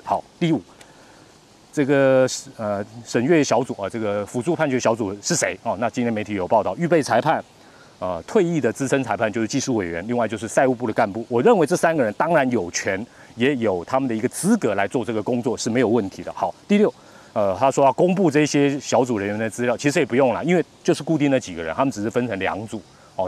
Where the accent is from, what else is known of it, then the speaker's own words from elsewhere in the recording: Taiwan; 我们中国人台湾人